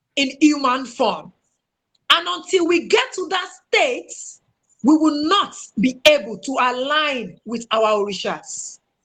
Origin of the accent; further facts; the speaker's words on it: Owo, Ondo, Nigeria; my hometown, Owo